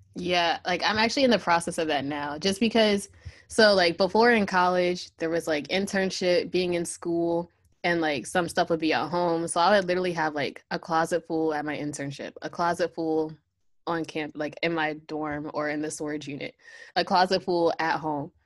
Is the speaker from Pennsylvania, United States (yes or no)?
yes; Pennsylvania, United States; moved away as an adult; also born or lived in Virginia; I'm originally from Pennsylvania, so I had to move down to Virginia.